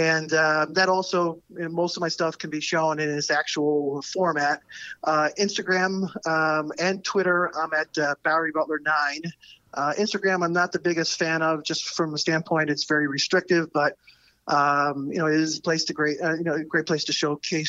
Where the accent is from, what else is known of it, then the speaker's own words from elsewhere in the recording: Ireland; now in Chicago, United States; I'm originally from Ireland and I go back home twice a year.